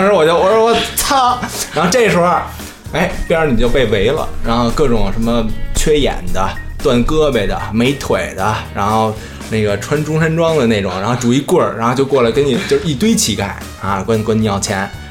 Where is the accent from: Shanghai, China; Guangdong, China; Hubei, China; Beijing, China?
Beijing, China; 我说北京的